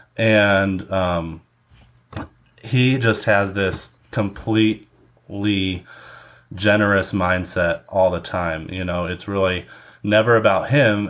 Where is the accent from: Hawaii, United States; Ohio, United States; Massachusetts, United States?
Ohio, United States; Cleveland; also born or lived in Valparaiso, Indiana; now in Indianapolis, United States; I'm originally from Cleveland, Ohio